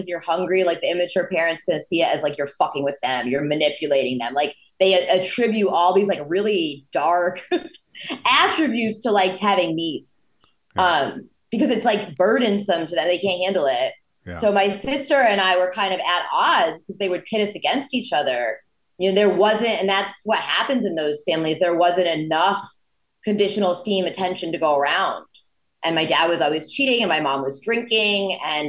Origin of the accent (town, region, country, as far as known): Connecticut, United States